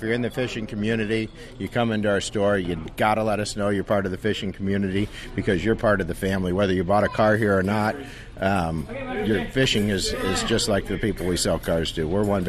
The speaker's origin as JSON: {"language": "English", "town": "Ozark", "region": "Missouri", "country": "United States", "tie": "born or raised there", "moved": "yes", "said": "I grew up in Ozark, Missouri, so Table Rock Lake, a lot of great lakes back there, Ozark Lake."}